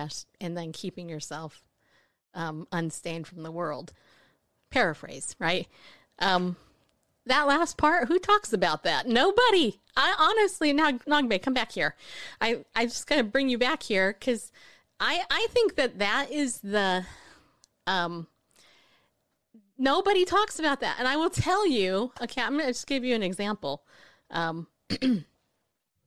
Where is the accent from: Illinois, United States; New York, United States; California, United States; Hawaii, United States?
California, United States; now in Tennessee, United States; When I grew up in California and became a Christian